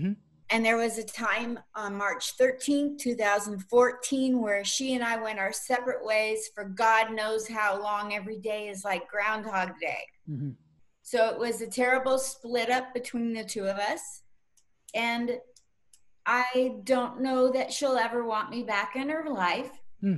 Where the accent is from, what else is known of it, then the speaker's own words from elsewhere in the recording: Portland, Oregon, United States; moved away as an adult; also born or lived in Germany / Southern California; I was born in Portland, Oregon in 1951. Wow. So in 31 more years, I'll be an official antique. And I grew up in Portland in a really weird time.